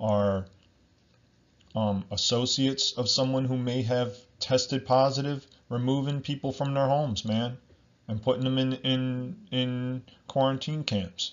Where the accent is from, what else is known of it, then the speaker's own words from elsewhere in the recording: New Jersey, United States; I'm from New Jersey once again in America